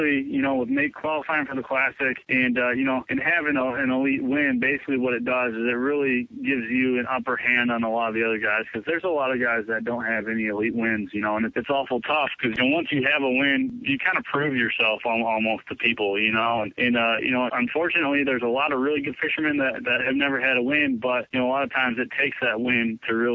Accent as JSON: {"language": "English", "region": "Michigan", "country": "United States", "tie": "born or raised there", "said": "growing up in Michigan, just within a 30-mile radius from my house"}